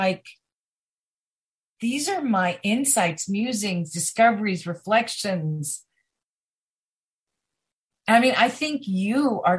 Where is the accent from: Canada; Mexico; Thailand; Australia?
Thailand; Chiang Mai; I'm from Chiang Mai, Thailand